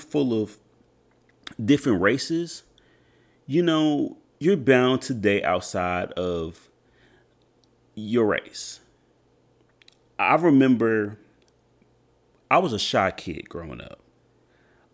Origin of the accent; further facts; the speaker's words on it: Edmond, Oklahoma, United States; me growing up in Edmond, Oklahoma, which is pretty much like a suburb to Oklahoma City